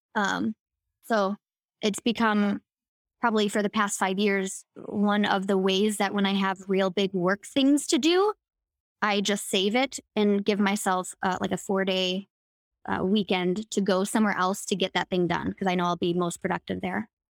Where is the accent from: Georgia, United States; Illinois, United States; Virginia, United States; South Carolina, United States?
Illinois, United States; Chicago; born or raised there